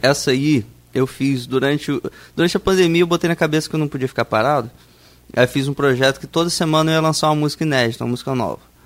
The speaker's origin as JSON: {"language": "Portuguese", "town": "Campos dos Goytacazes", "region": "Rio de Janeiro", "country": "Brazil", "said": "sou de Campos"}